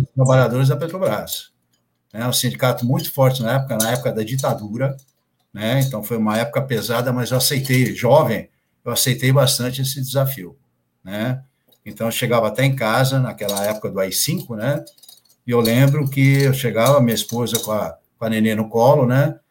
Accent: Santos, São Paulo, Brazil; also born or lived in Santo André; Eu nasci em Santos, no litoral é, de São Paulo, né? Nasci em Santos e morei sempre aqui

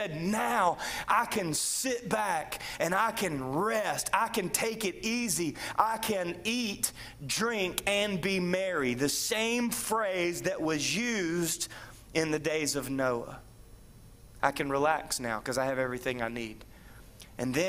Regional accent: United States; I happen to be raised in the land of the free and the home of the brave

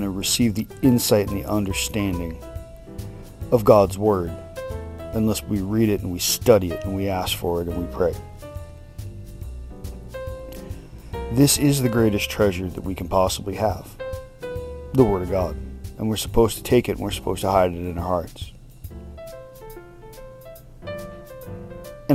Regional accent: United States; we as the American people

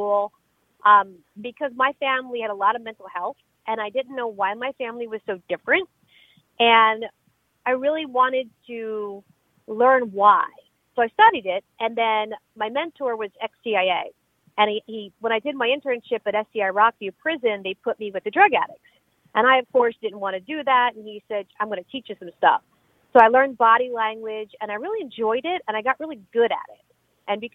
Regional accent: Pottstown, Pennsylvania, United States; moved away as an adult; now in Miami, United States; I am from Philadelphia, actually from Pottstown, Pennsylvania, which is 40 miles west of Philadelphia

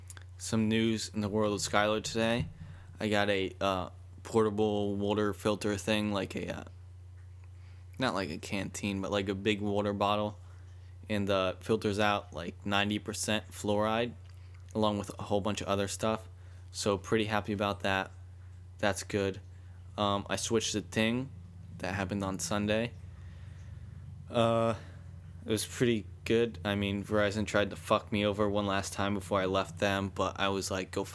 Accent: Boston, Massachusetts, United States; I'm from Boston.

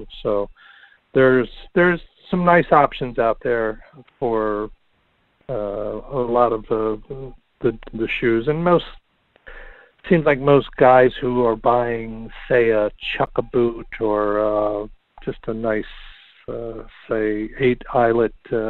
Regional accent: New York, United States; as you know, being a New Yorker, how snow melt can happen very quickly in the city

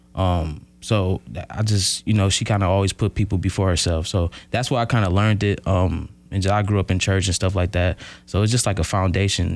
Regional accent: Milwaukee, Wisconsin, United States; moved away as an adult; now in Oshkosh, United States; I'm from Milwaukee. Um, grew up on the north side of Milwaukee

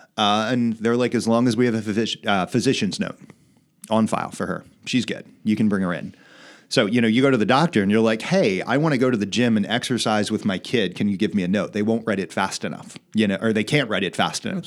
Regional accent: Wilmington, Delaware, United States; I was born in Wilmington

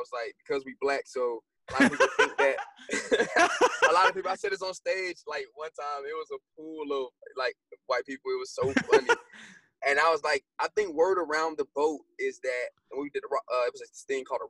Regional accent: Decatur, Georgia, United States; growing up in Decatur, Georgia

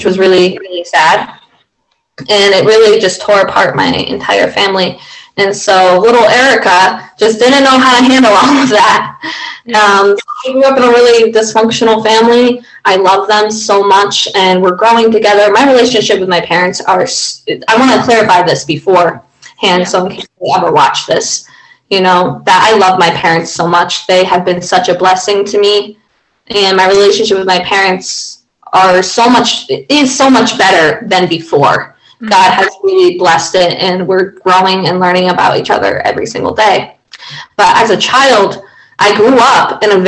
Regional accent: Rome, Pennsylvania, United States; I am from Rome, Pennsylvania.

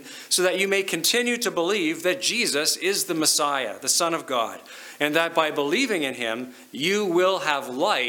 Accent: Lower Mainland, British Columbia, Canada; now in Okotoks, Canada; I grew up in BC in the Lower Mainland

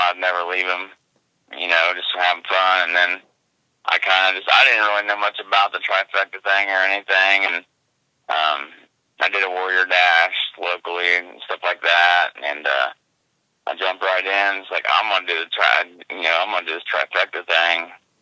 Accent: Indiana, United States; Born and raised in Indiana, so I haven't left here

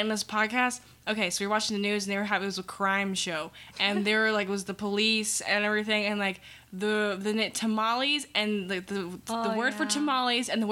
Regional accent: Colorado, United States; I'm from Colorado

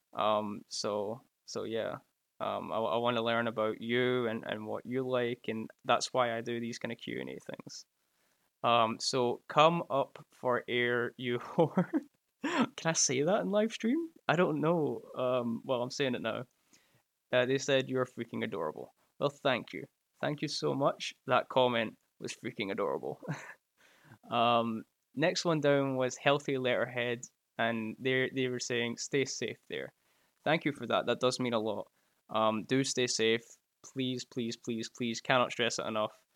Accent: Scotland, United Kingdom; I can cheers you from, uh, from Scotland here

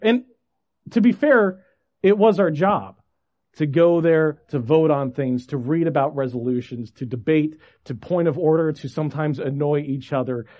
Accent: Federal Way, Washington, United States; I grew up in Washington. St. Luke's uh, Lutheran Church was my home church, just in Federal Way, south of Seattle

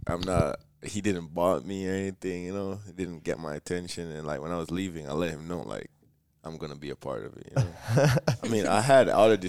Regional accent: Jamaica; I'm from Jamaica and everything.

